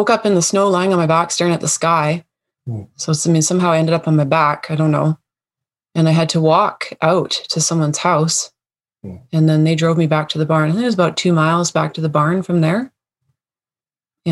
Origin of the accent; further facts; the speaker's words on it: Coast Mountain Range, British Columbia, Canada; I grew up in the Coast Mountain Range of BC, British Columbia and Canada